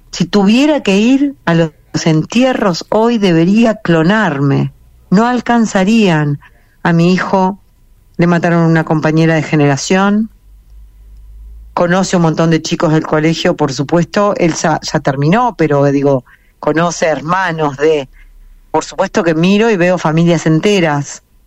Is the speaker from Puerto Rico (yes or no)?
no; Uruguay; moved away as an adult; now in Israel; como yo me crié en Uruguay